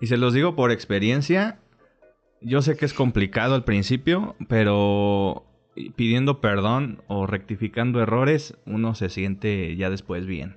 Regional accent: Mexico; todos somos aquí mexicanos

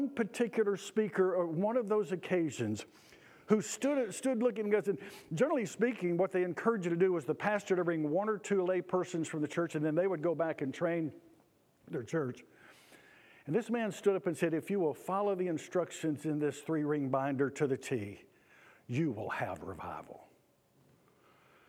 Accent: Auburn, Georgia, United States; the little church where I grew up in Auburn, Georgia

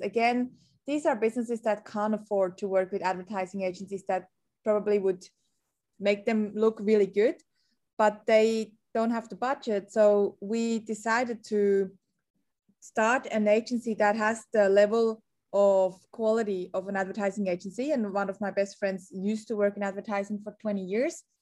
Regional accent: Switzerland; moved away as an adult; now in Sydney, Australia; I'm originally a Swazi, a Swiss Australian. So I grew up in Switzerland.

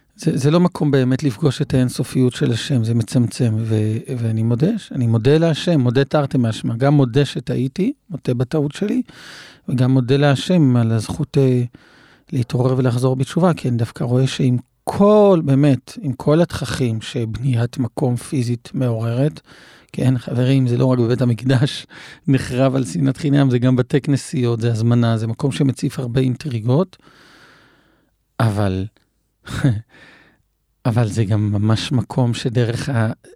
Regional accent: Israel; במושב שבו גדלתי

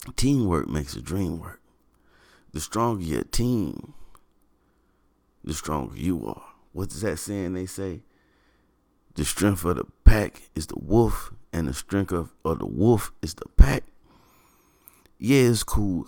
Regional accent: Shelby, North Carolina, United States; I do hail from North Carolina. I was born in Shelby, North Carolina

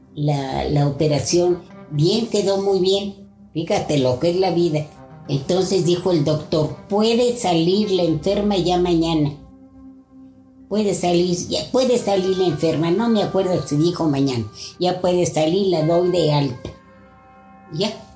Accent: Toluca, State of Mexico, Mexico; soy de Toluca

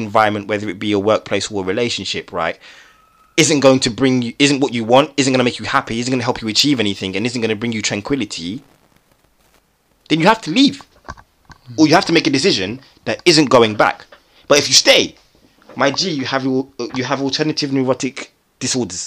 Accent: London, United Kingdom; I'm from South London

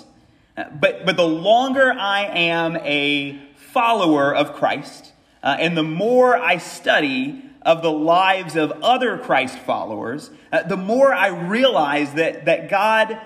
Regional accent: United States; moved away; I'm from America

